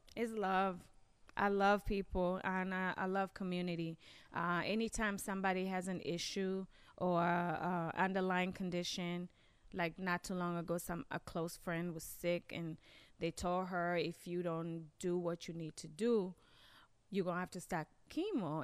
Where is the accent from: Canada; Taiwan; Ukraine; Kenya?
Kenya; also born or lived in Maryland, United States / Washington, D.C., United States; now in Michigan, United States; I grew up in Kenya